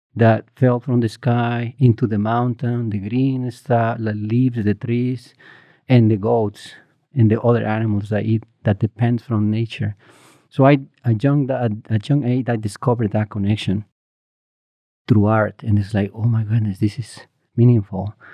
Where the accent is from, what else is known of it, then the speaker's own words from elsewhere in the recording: Morelos, Mexico; moved away; I grew up in Morelos, um, a small uh, village, maybe like 30 houses, 150 people there.